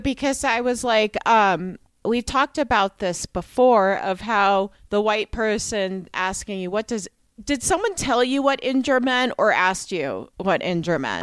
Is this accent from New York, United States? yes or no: yes; New York, United States; as a New Yorker